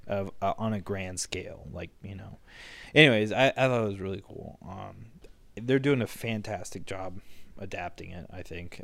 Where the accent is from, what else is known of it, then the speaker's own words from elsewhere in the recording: United States; as an American